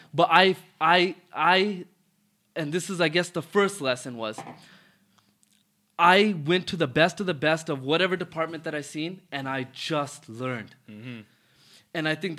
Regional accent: Toronto, Ontario, Canada; Yeah, I'm born and raised in Rexdale in Toronto. Growing up was nothing crazy.

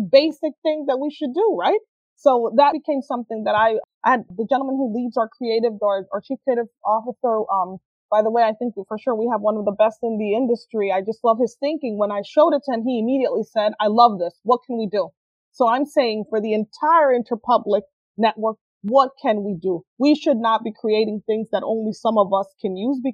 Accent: Honduras; moved away; I was born and raised in Honduras.

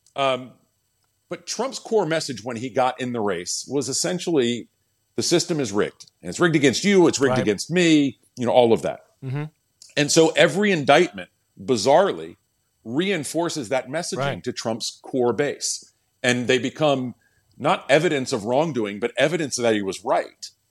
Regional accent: Winston-Salem, North Carolina, United States; I grew up in Winston Salem

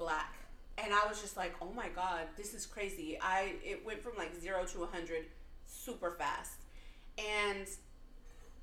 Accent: Texas, United States; growing up in Texas

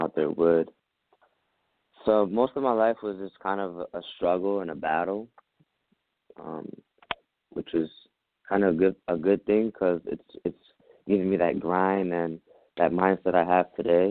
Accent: New York City, New York, United States; I was born in Brooklyn, New York, in rough areas. I grew up with a single mother of three

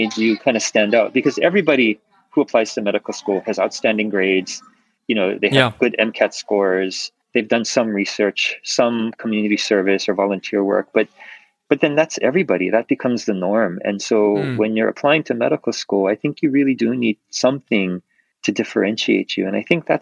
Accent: Maui, Hawaii, United States; growing up on Maui

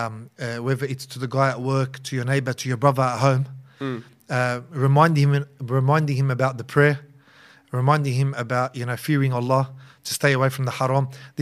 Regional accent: Auburn, New South Wales, Australia; I just wanted what was closest to the masjid because I was originally from Auburn and back then it was only Masjid Amr, the old Masjid Amr, 2004, you know?

